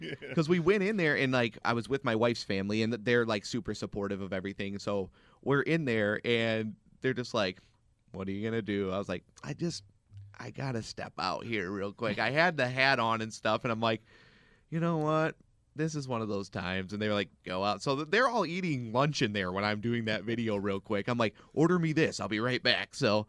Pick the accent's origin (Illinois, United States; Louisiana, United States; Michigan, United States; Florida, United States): Michigan, United States; Garden City; So I know I film in Garden City all the time. That's where Zach and I, that's where my hometown is.